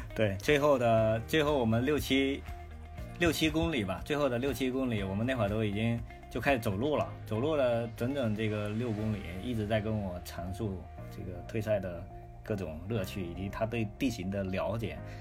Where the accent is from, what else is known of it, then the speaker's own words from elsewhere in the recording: Fujian, China; now in northern China; 我是一个福建人，然后这些人呢，一直生活在这个北方，就将近二十年了